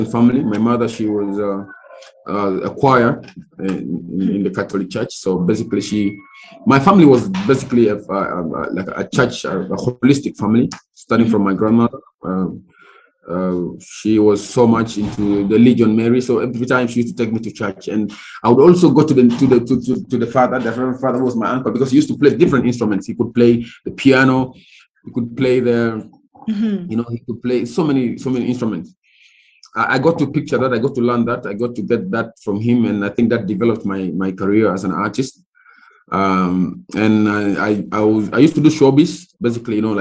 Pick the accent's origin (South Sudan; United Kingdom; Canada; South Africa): South Sudan; I come from the Republic of South Sudan, of course, from East Africa